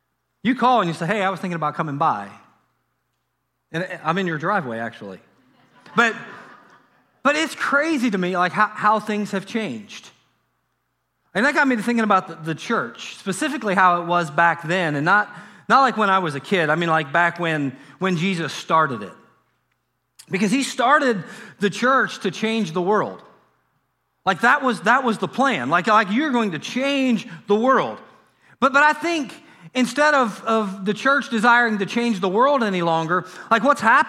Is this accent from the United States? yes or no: yes; Harrison, Ohio, United States; Like, for me growing up in Harrison, Ohio, it was 5, 9, and 12.